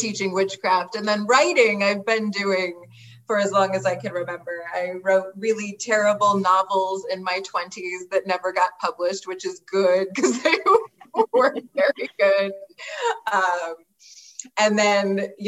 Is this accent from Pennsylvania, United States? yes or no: yes; Pennsylvania, United States; also born or lived in Florida; I'm from Pennsylvania, but I was living in Florida